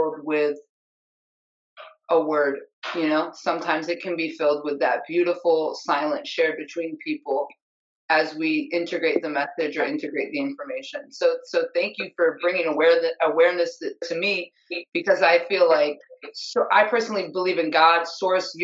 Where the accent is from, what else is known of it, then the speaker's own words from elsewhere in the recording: upstate New York, United States; I'm from upstate New York